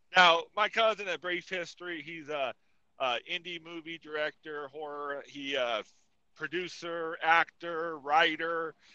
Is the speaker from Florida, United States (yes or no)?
no; California, United States; we're from California